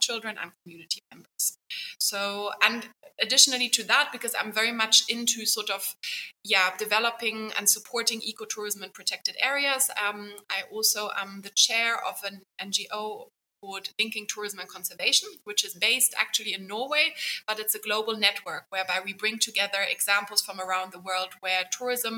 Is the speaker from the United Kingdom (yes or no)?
no; Germany; moved away as an adult; also born or lived in Seychelles; now in Zanzibar, Tanzania; I'm originally from Germany and have lived here in the Indian Ocean region since 2016